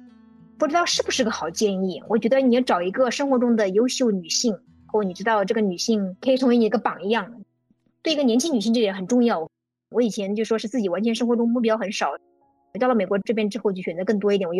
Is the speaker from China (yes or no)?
yes; China; now in United States; 然后来品尝中国食物，然后跟我们中国人进行交流的美国人越来越多了。